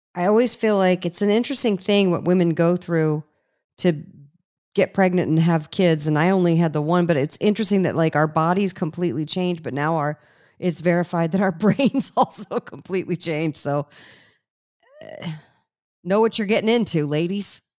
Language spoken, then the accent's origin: English; East Coast, United States; now in California, United States; I grew up on the East Coast, maybe now I've lived in California for too long